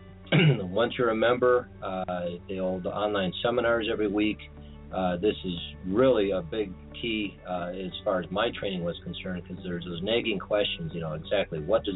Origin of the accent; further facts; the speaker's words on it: Des Moines, Iowa, United States; I'm from Des Moines, Iowa.